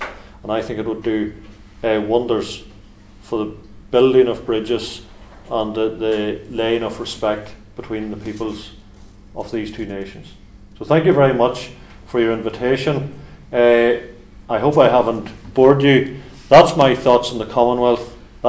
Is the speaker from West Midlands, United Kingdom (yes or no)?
no; Northern Ireland, United Kingdom; I live and was brought up in a community that is very mixed in terms of how people classify themselves. I classify myself as British and Unionist, and many of my neighbours classify themselves as Irish and Nationalist.